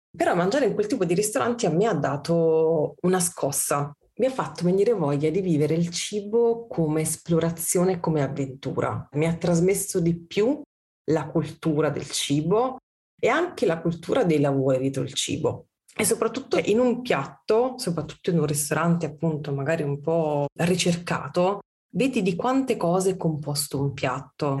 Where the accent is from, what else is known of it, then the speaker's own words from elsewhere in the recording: Olevano sul Tusciano, Campania, Italy; also born or lived in Bologna / Milan; now in Turin, Italy; io sono campana, io non ho mai visto il burro a casa mia. Mia nonna aveva la sugna